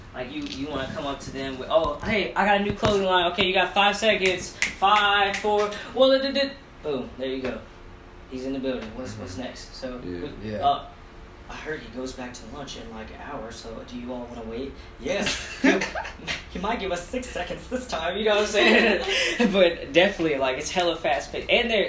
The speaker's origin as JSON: {"language": "English", "region": "Kentucky", "country": "United States", "tie": "born or raised there", "also_born_or_lived": "Cincinnati, Ohio"}